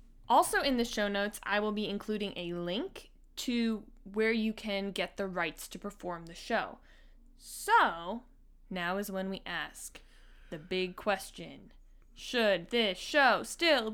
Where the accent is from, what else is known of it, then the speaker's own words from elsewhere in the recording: Washington, District of Columbia, United States; we are from Washington, D.C.